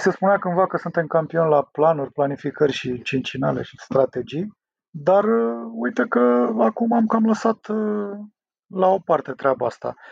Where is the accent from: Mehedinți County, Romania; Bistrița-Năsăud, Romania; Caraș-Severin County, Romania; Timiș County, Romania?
Mehedinți County, Romania; Drobeta-Turnu Severin; moved away; also born or lived in Prahova; Eu sunt mai sudist, așa, am copilărit lângă Dunăre.